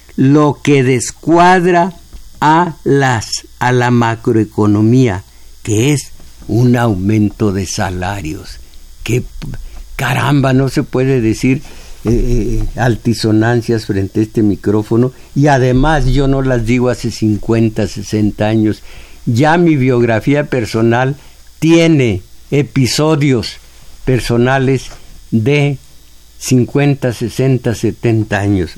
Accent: Mexico; como mexicanos

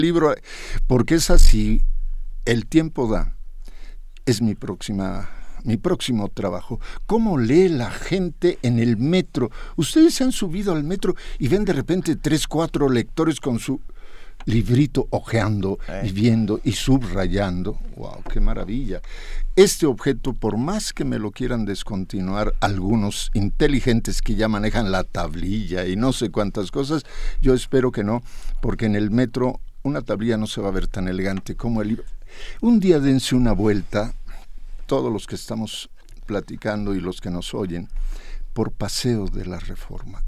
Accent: Mexico City, Mexico; also born or lived in Jalisco; un día llegamos a la Ciudad de México, yo era un jovencito de cinco años

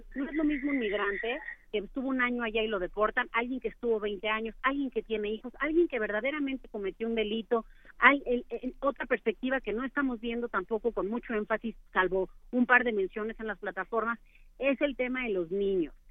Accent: Mexico

